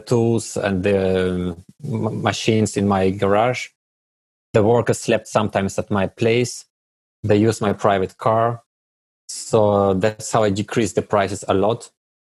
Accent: Germany; moved away as an adult; also born or lived in Russia; now in Brussels, Belgium; I was born in Russia, but I moved to Germany when I was a child together with my family

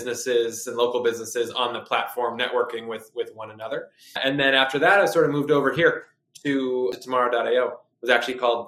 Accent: Concord, Massachusetts, United States; also born or lived in Boston, Massachusetts; I'm originally from Concord, Massachusetts. So I've been in Boston the majority of my life

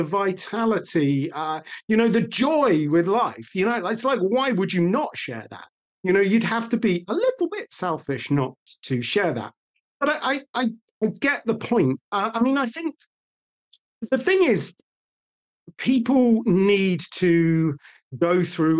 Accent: United Kingdom; we are British

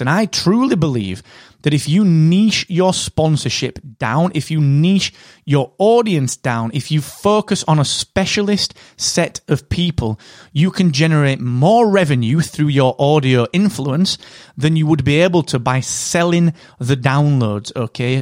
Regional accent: England, United Kingdom; I'm English.

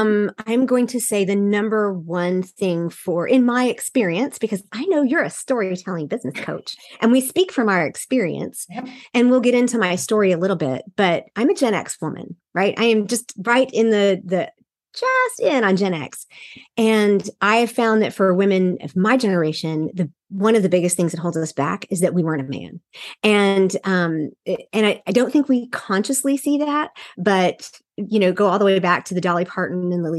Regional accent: Seoul, South Korea; also born or lived in Texas / Wyoming; And I was born in East Texas. Then we moved to Wyoming for him to pastor. And then my parents went on the mission field in Seoul, Korea. So I was raised all my formative years and in Seoul, Korea, in an international community.

